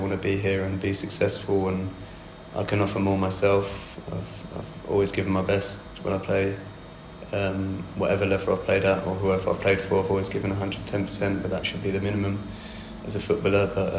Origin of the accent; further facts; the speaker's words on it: Kent, South East England, United Kingdom; being from Kent